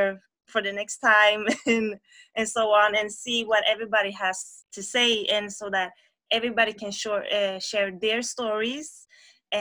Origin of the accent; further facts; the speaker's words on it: Gothenburg, Västra Götaland, Sweden; I'm from Sweden, Gothenburg, where I live, and I'm raised here.